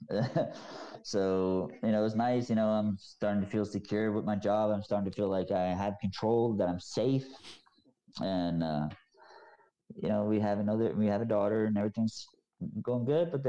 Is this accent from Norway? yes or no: yes; Norway; now in United States; of course I went back to my hometown yeah. and you know, I introduced her and stuff like that, but people hate speak Norwegians hate speaking English.